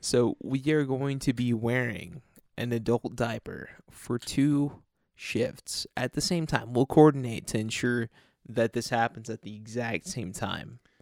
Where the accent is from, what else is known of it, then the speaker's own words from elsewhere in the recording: United States; we're from America if our fucking trash, shitty accents haven't already